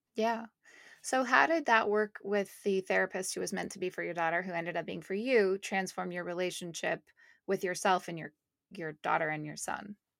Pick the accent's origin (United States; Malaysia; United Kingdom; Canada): Canada; moved away; my family's in Montreal, I'm from Canada